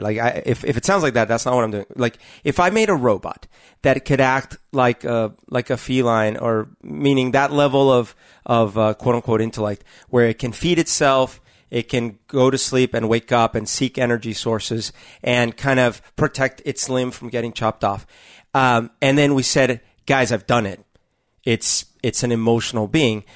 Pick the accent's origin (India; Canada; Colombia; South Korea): Colombia; now in United States; I grew up in Columbia during a very t-, turbulent time, the, the eighties